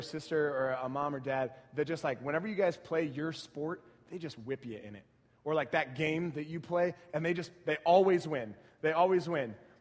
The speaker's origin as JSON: {"language": "English", "town": "San Antonio", "region": "Texas", "country": "United States", "tie": "born or raised there", "said": "I grew up in San Antonio watching my Spurs just wreck fools"}